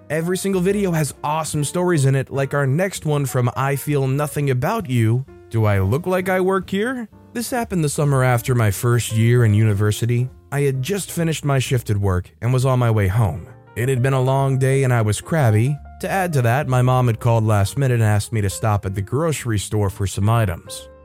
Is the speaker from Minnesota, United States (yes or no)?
yes; Minnesota, United States; I'm extremely rude compared to the normal hospitality of the South. I'm from Minnesota, where people are polite by curt.